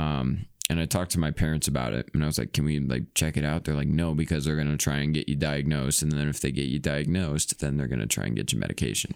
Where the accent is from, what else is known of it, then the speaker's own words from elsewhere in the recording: Iowa, United States; I'm from Iowa, though I'm not from farm area